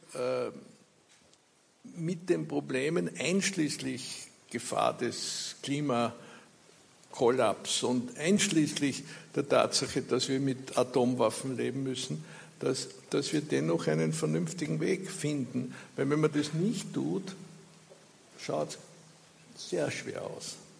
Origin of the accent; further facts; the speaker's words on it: Austria; Bei uns in Österreich